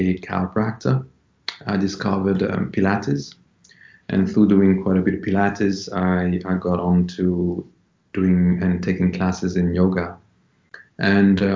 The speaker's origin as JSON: {"language": "English", "town": "Paris", "region": "Île-de-France", "country": "France", "tie": "born or raised there", "moved": "as an adult", "lives_now": "London, United Kingdom", "said": "I was born in Paris, and I grew up in Paris as well, in France. And I left when I was 19 to come here in London to the UK."}